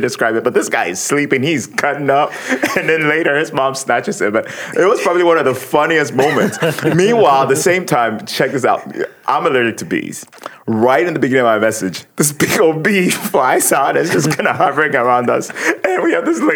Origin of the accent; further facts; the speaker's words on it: Ghana; moved away; I grew up in Ghana